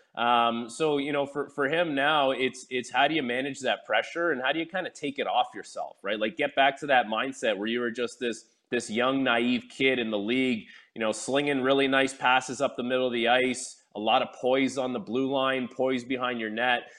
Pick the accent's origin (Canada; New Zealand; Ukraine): Canada; I'm born in Canada. I'm Canadian